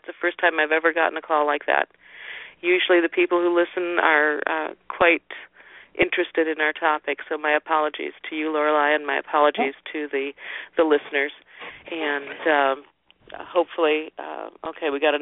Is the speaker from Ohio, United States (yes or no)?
yes; northern Ohio, United States; I grew up in Ohio, in northern Ohio